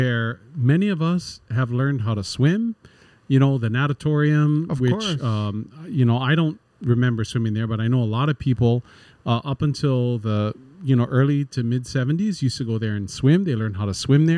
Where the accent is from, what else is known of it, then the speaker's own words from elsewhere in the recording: Honolulu, Hawaii, United States; Waikīkī was our place where we'd grow up